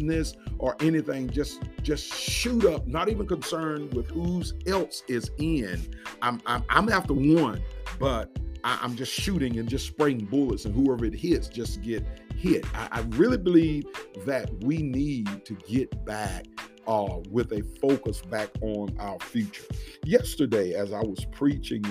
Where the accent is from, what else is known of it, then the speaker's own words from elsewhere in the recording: United States; We enjoy this freedom as Americans